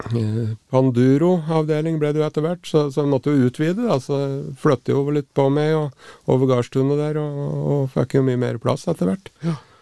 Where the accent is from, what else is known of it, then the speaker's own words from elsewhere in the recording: Raufoss, Innlandet, Norway; Jeg vokste opp i, oppe i Grimaskauen på, på Raufoss